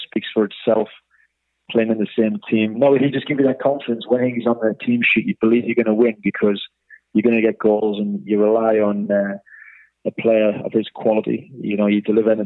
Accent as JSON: {"language": "English", "town": "Newcastle upon Tyne", "region": "North East England", "country": "United Kingdom", "tie": "born or raised there", "also_born_or_lived": "Wellington, New Zealand", "moved": "as an adult"}